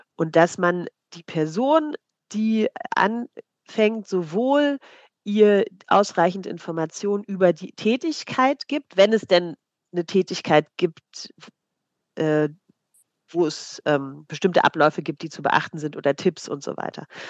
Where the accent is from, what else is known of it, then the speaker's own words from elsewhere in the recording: East Germany, Germany; ich komme aus der DDR-Kirche